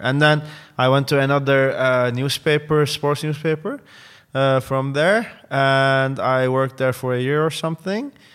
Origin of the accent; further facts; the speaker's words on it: Istanbul, Turkey; English is a second language; moved away as an adult; now in Amsterdam, Netherlands; I was born and raised in Istanbul.